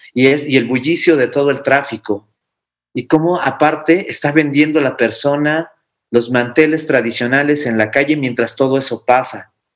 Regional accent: Mexico; nosotros como mexicanos

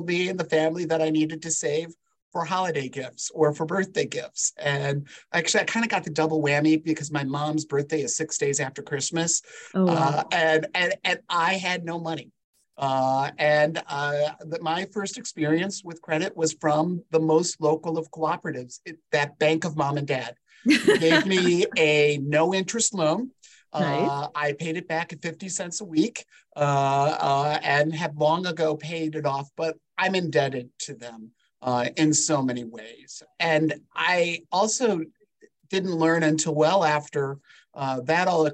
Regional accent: Indiana shoreline of Lake Michigan, United States; I grew up on that 45 miles of shoreline in Indiana, three blocks from the lake

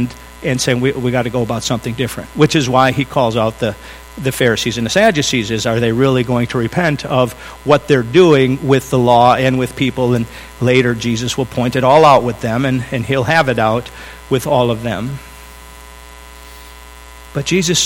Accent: United States; I am an American

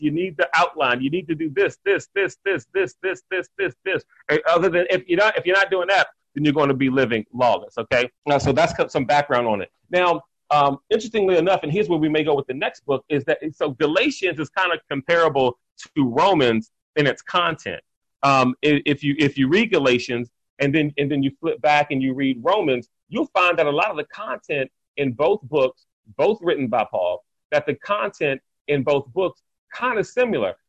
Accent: Washington, District of Columbia, United States; I grew up in Northeast DC

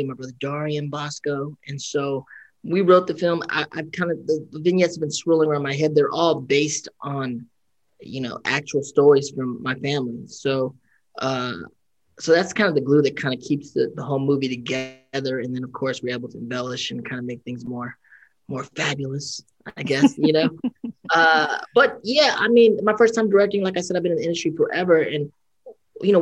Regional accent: Pittsburg, California, United States; now in Los Angeles, United States; Born and raised in Pittsburgh, California

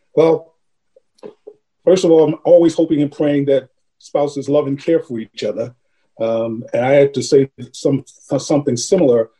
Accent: New York City, New York, United States; I had eight siblings. And mom and dad, we grew up in Harlem during the 50s and, and 60s

